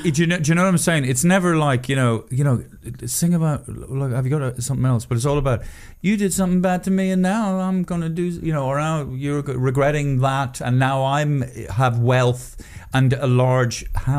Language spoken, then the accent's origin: English; Poland; English is a second language; Oh, who am I? I'm just from Poland.